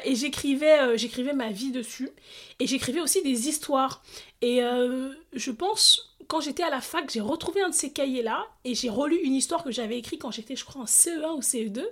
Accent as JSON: {"language": "French", "town": "Stains", "region": "Île-de-France", "country": "France", "tie": "born or raised there", "said": "je suis née, j'ai grandi en Seine-Saint-Denis"}